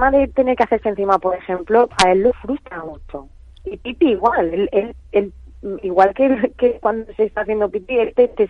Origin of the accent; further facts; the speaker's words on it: Valencia, Valencian Community, Spain; No, no, somos de Valencia, Valencia.